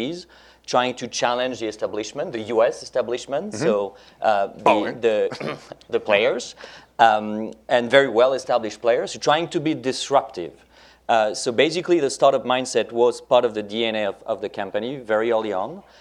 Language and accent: English; France; first language French; English is a second language; my native language, French